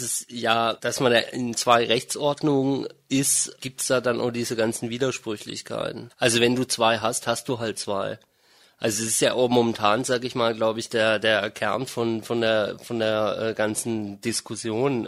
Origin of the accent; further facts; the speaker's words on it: Germany; also born or lived in Freiburg; Also ich bin in Deutschland aufgewachsen, ich bin auch einsprachig aufgewachsen